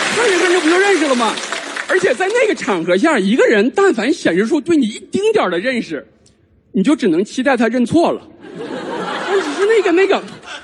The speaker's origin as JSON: {"language": "Chinese", "region": "Northeast China", "country": "China", "tie": "born or raised there", "moved": "yes", "said": "地战选了我的老家，东北"}